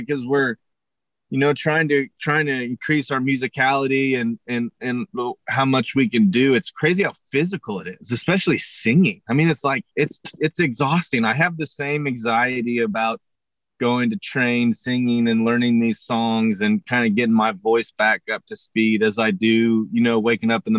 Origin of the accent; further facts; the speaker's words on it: Tulsa, Oklahoma, United States; also born or lived in Waco, Texas / Los Angeles; I was born and raised in Tulsa, Oklahoma